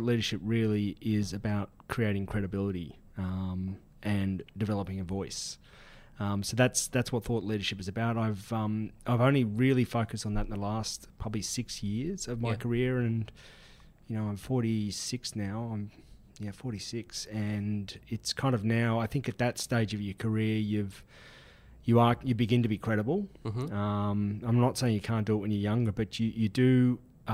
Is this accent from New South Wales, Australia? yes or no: yes; Sydney, New South Wales, Australia; I'm from Sydney, and Sydney born and bred